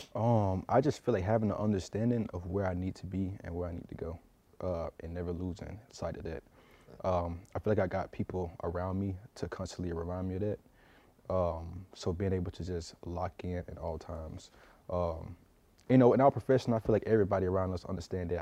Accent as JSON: {"language": "English", "region": "South Georgia", "country": "United States", "tie": "born or raised there", "moved": "yes", "said": "I go back home, South Georgia"}